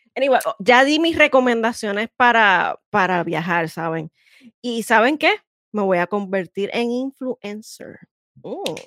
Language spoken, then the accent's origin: Spanish; San Juan, Puerto Rico; yo soy sanjuanera hasta la muerte, no importa dónde esté